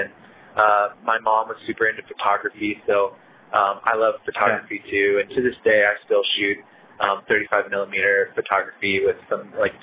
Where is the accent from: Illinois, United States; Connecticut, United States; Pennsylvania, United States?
Connecticut, United States; moved away; also born or lived in Portland, Oregon; Growing up in Connecticut